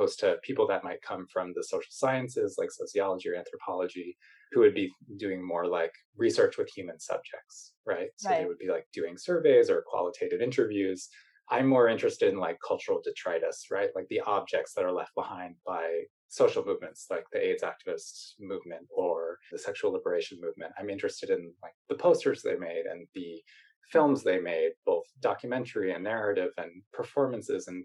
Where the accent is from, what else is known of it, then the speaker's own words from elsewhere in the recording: Maine, United States; moved away as an adult; also born or lived in Montreal, Canada; I'm from Maine, so that's where I went